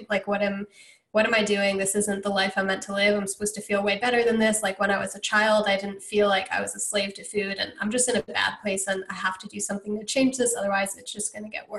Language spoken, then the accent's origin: English; Connecticut, United States; moved away; also born or lived in Georgia / Hawaii; I grew up in Connecticut